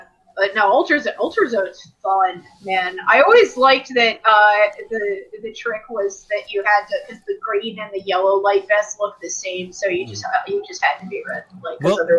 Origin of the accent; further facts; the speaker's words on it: Abington, Pennsylvania, United States; also born or lived in Trenton / Bensalem; I was born in Trenton, and I lived in Trenton until like I was 3 years old, and then like 3 to 7 we were in Ben Salem, and then we were in Abington.